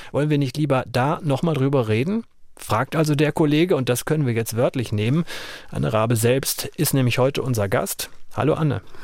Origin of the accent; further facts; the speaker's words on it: Germany; ich als Westdeutscher sagen kann, mit allem, wie ich aufgewachsen bin